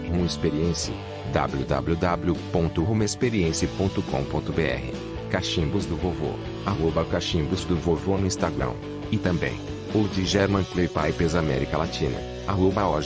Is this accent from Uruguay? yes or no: no; Rio de Janeiro, Brazil; Sou carioca.